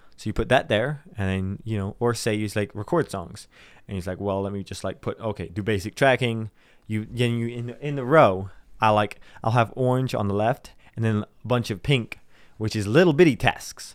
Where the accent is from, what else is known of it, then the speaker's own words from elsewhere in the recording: South Dakota, United States; We're from South Dakota.